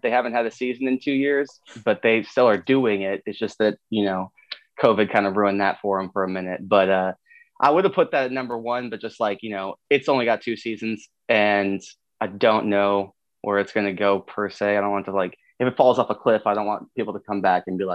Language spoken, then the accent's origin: English; Dallas, Texas, United States; Born in Dallas, Texas